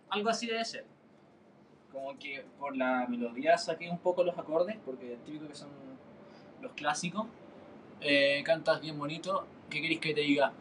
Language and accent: Spanish; Chile; soy de Chile, eh, por eso hay bastantes carabatos, porque en Chile no hablamos español, hablamos chileno